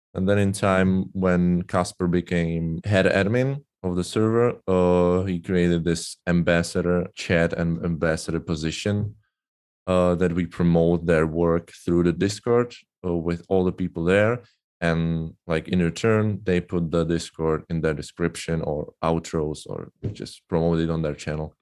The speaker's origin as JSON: {"language": "English", "country": "Czechia", "second_language": "English", "said": "I'm from Czech Republic, uh, currently living in Brno"}